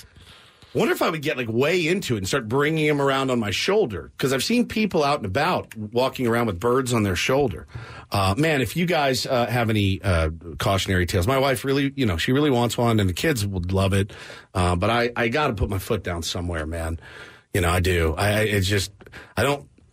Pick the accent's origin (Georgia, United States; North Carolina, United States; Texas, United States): Texas, United States; I'm from Texas.